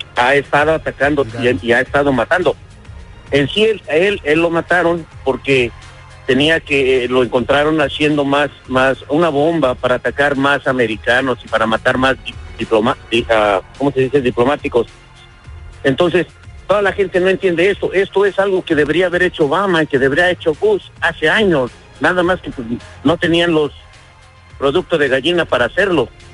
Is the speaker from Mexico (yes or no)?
yes; Mexico; now in United States; Yo soy de México